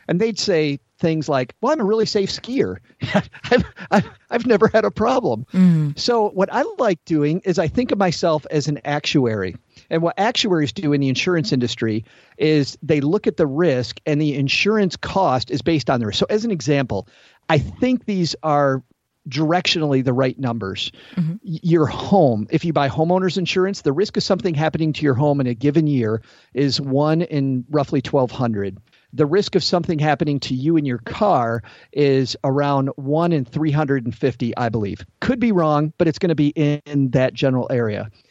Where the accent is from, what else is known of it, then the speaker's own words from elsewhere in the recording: Southwest Michigan, United States; accent: middle Midwestern; Southwest Michigan, close to the Indiana border